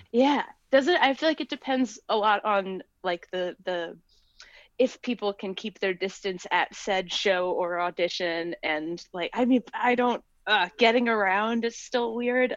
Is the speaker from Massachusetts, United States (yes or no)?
yes; Cambridge, Massachusetts, United States; I'm from Cambridge